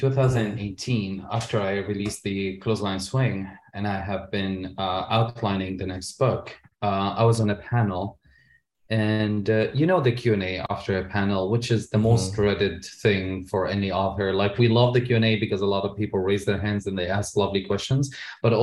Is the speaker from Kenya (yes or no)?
no; Syria; also born or lived in Lebanon; now in Canada; as a gay man growing up in Syria